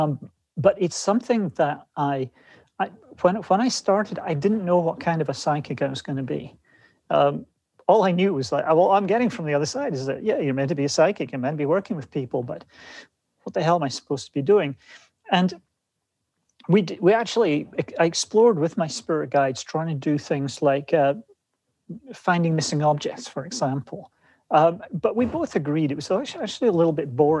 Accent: Scotland, United Kingdom; moved away as an adult; now in West Coast, United States; growing up in Scotland

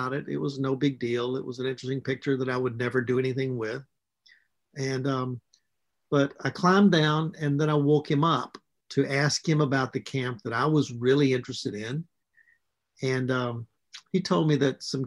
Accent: Mississippi, United States; I was raised in Mississippi

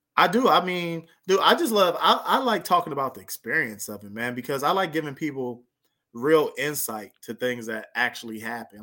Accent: near Lancaster, Palmdale, California, United States; right by my hometown

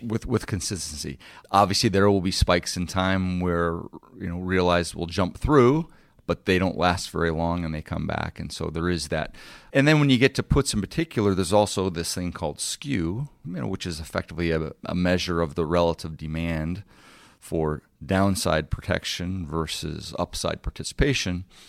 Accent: Detroit, Michigan, United States; moved away as an adult; also born or lived in New York; Growing up in Detroit, I was a third generation G M guy, person

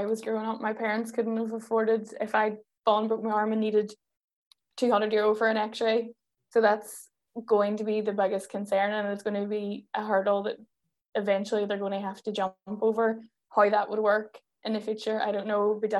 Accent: Derry, Northern Ireland, United Kingdom; I mean, I'm from Derry, which is typically and historically has always been a really nationalist area.

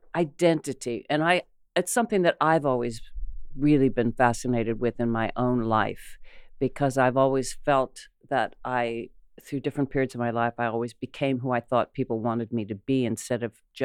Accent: Ohio, United States; growing up in Ohio

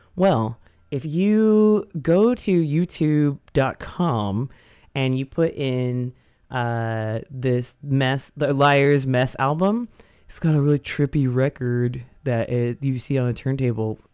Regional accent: Modesto, California, United States; I grew up in Modesto

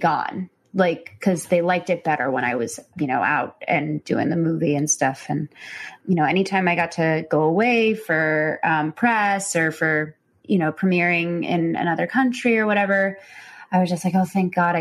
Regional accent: Chicago, Illinois, United States; So I was from Chicago

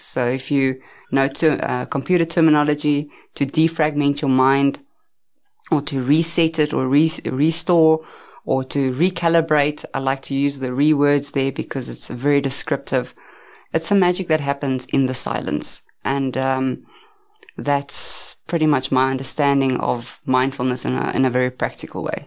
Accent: Centurion, Gauteng, South Africa; I grew up in Pretoria, Centurion, as well. Um, I've stayed there most of my life

